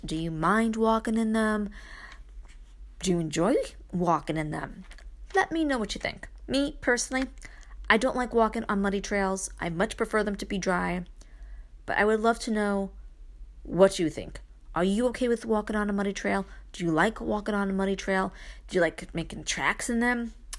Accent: Brooklyn, New York, United States; moved away; I am still that girl that was born and raised in Brooklyn, even though I live in the country.

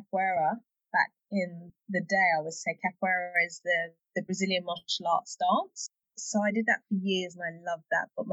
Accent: London, United Kingdom; also born or lived in Hertfordshire; I'm from London, and I have just moved to North London, border of North London, Hertfordshire, actually

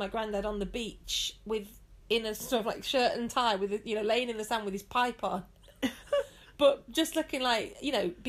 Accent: Nottinghamshire, East Midlands, United Kingdom; now in Yorkshire, United Kingdom; And I come from Nottinghamshire, but I'm from a mining family.

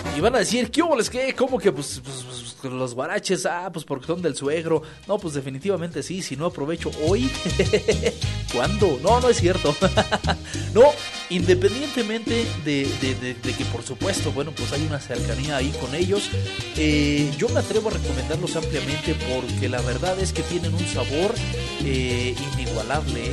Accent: Mexico; somos mexicanos

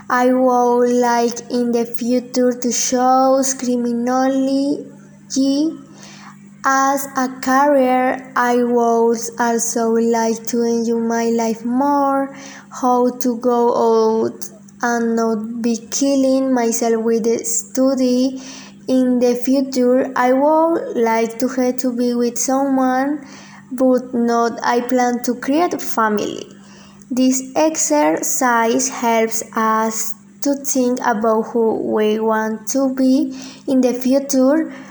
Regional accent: Colombia; English is a second language; I was born in Colombia September 29 of 2006

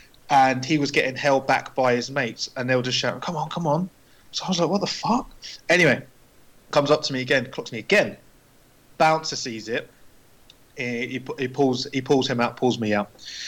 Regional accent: Bedford, East of England, United Kingdom; because I'm from Bedford.

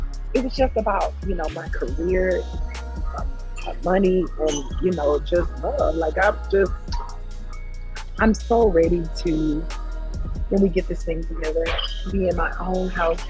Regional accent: the South, United States; I'm from the South. So I think I'm just accustomed to being in the South.

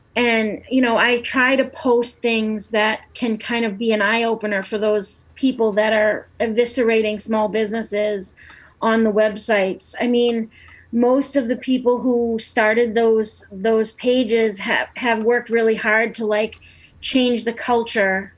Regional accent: Lowell, Massachusetts, United States; I grew up in Lowell

